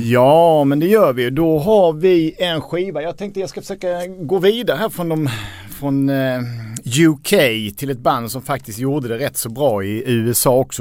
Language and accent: Swedish; Skåne, Sweden; also born or lived in Lund; Jag är uppvuxen i, i Skåne